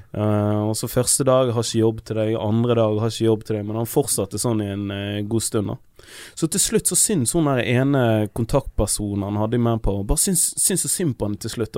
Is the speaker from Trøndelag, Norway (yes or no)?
no; Bergen, Vestland, Norway; vi er fra sted som heter Loddefjord